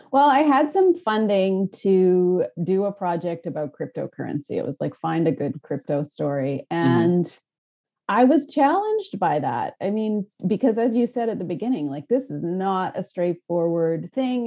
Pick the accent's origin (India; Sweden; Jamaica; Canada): Canada; I'm a Canadian filmmaker